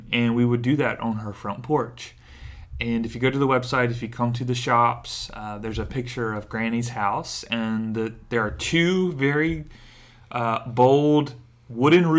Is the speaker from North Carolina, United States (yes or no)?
yes; Stokesdale, North Carolina, United States; now in Raleigh, United States; I grew up in a small town called Stokesdale, right outside Greensboro